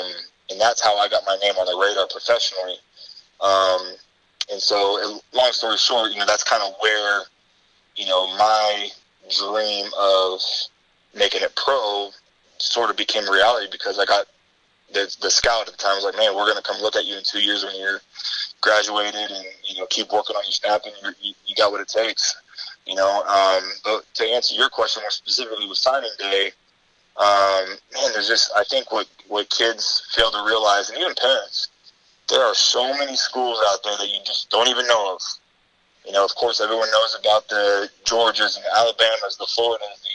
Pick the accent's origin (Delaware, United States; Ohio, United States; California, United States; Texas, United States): California, United States; Bay Area; I'm from California. I'm from the Bay Area